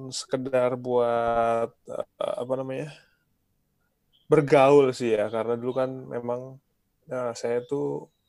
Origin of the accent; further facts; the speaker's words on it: Manado, North Sulawesi, Indonesia; also born or lived in Sukabumi / Jakarta; dulu dari Manado